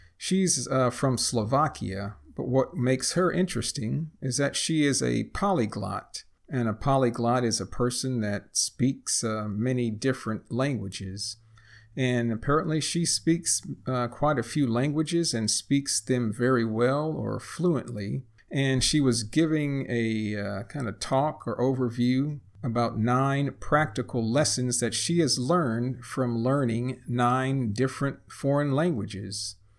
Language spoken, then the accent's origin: English; United States; first language English; I am a native English speaker born and raised in the United States, and I'm also a retired engineer living in a small Texas town